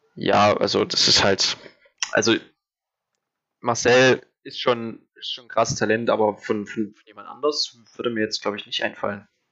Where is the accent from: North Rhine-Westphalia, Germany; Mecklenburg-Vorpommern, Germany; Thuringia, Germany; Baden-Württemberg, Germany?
Thuringia, Germany; habe ich halt eigentlich nie wirklich meine Heimat verlassen, also äh, immer in Thüringen geblieben